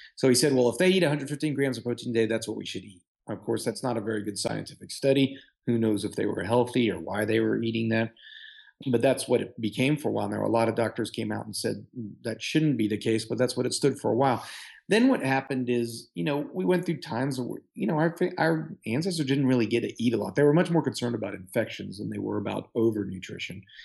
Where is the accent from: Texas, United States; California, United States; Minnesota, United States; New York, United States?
Texas, United States; Houston; also born or lived in Michigan; I'm from Houston, I did my training in Michigan.